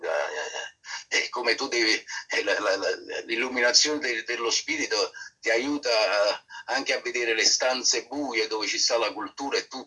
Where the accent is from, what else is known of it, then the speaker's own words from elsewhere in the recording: Naples, Campania, Italy; Sì, sì, sei eh. ai partiti spagnoli